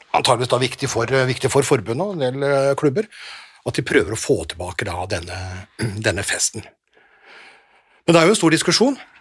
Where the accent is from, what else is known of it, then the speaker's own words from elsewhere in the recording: Nordvestlandet, Northwestern Norway, Norway; Jeg kommer fra Nordvestlandet